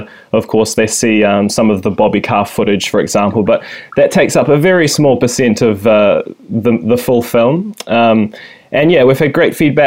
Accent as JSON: {"language": "English", "town": "Kaikohe", "region": "Northland", "country": "New Zealand", "tie": "born or raised there", "said": "I grew up in Te Tai Tokero, the far north, or the mid-north you could say, in a little valley called Otoa, just outside of Kaikohe."}